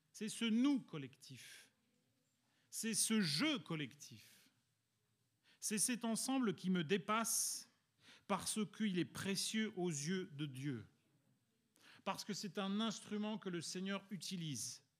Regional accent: Italy; étant donné que je suis italien et mon collègue aussi

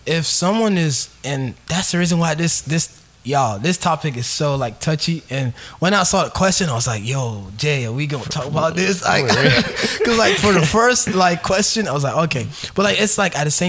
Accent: Nigeria; I'm from Nigeria

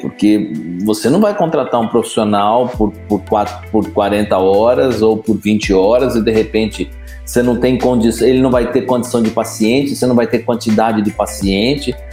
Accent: São Paulo, Brazil; moved away as an adult; now in Ribeirão Preto, Brazil; Eu sou de São Paulo, vim estudar em Ribeirão Preto.

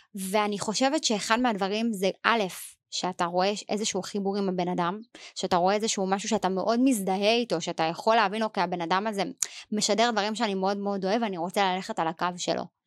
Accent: Israel; אנחנו ישראלים

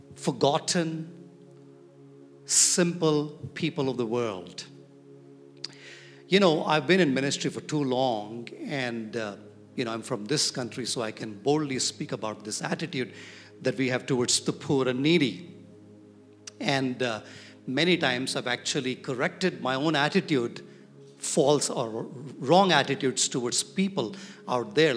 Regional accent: Hyderabad, Telangana, India; I'm from Hyderabad

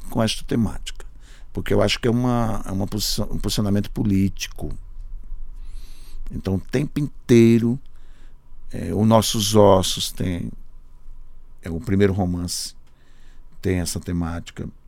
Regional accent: Sertânia, Pernambuco, Brazil; now in São Paulo, Brazil; Mas aqui era mal abrir a boca, de onde você é? Sertânia. Sabe? Me obrigou a dizer Sertânia. Pernambuco.

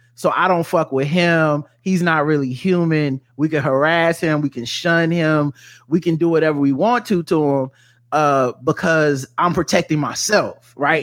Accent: the South, United States; I was raised in the South

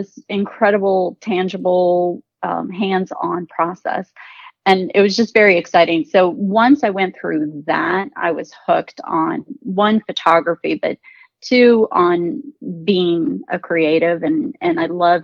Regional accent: Portugal; moved away; I was born in Portugal and I was raised by my grandmother

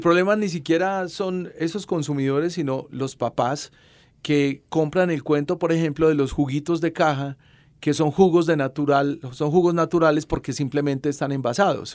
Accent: Salamina, Caldas, Colombia; Yo nací en Salamina.

